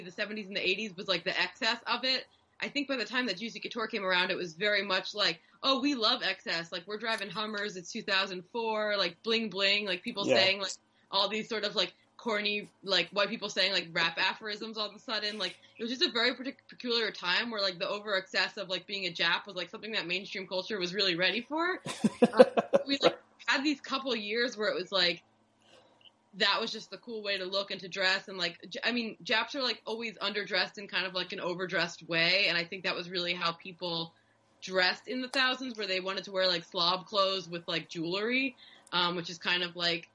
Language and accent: English; United States; American Jews